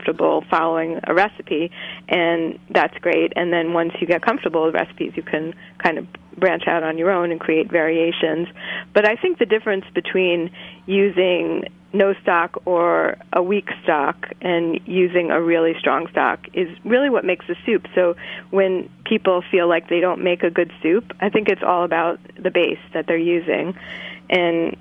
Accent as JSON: {"language": "English", "region": "New York", "country": "United States", "tie": "born or raised there", "moved": "as an adult", "lives_now": "Brattleboro, United States", "said": "I was born and raised in New York, and I moved to Brattleboro 5 years ago"}